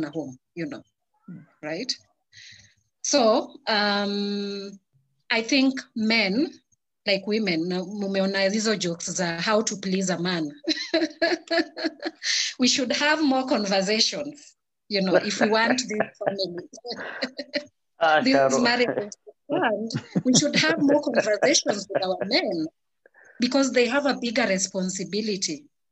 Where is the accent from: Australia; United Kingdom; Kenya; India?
Kenya; as Africans, as a Kenyan woman